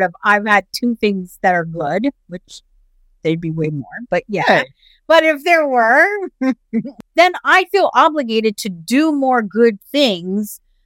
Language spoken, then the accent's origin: English; United States; As an American